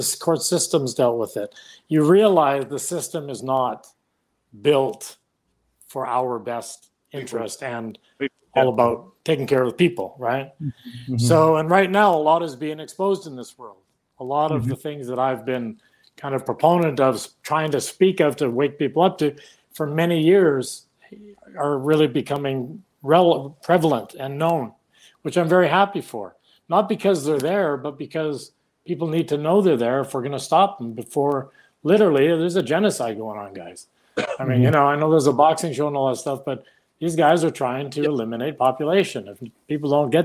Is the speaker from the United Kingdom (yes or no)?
no; Vancouver, British Columbia, Canada; I'm from Vancouver